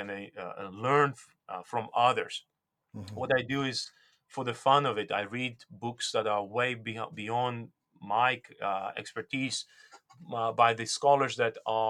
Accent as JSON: {"language": "English", "country": "Georgia", "tie": "born or raised there", "first_language": "Georgian", "second_language": "English", "moved": "yes", "said": "I was born and raised, I was born and raised in Soviet Union, and my native tongue is Georgian"}